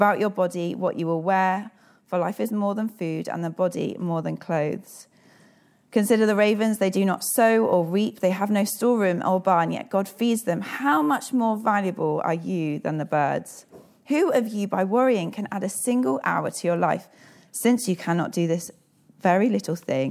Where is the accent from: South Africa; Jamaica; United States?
South Africa; I am South African